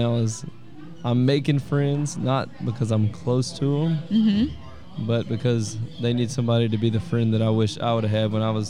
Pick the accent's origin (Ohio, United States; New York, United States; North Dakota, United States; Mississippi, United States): Mississippi, United States; Hattiesburg; I am from Hattiesburg, Mississippi.